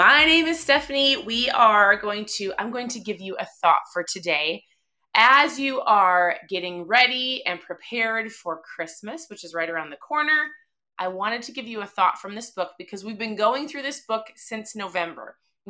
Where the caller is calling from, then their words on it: Minnesota, United States; I'm tuning in from Minnesota. It's probably negative 10. I don't even know. It feels like we live in Antarctica, which I feel like we do.